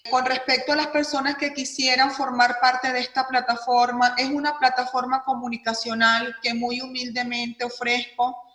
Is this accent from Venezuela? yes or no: yes; Venezuela; moved away as an adult; que vengo trabajando hace muchísimos años en mi tierra natal, Venezuela, el país al cual amo y agradezco mi profesión